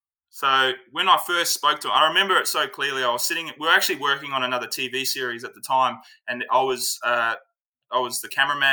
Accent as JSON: {"language": "English", "town": "Cape Town", "region": "Western Cape", "country": "South Africa", "tie": "born or raised there", "said": "I'm South African. I was born in Cape Town. I grew up in South Africa."}